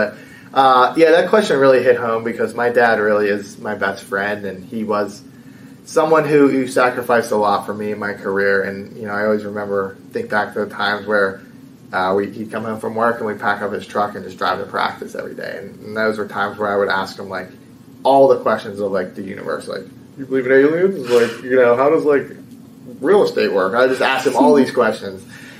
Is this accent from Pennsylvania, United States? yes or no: yes; Bethel Park, Pennsylvania, United States; You know, I'm from Pittsburgh, I'm from Bethel Park. So In a way, it feels nice to finally kind of bring a title back for my home city.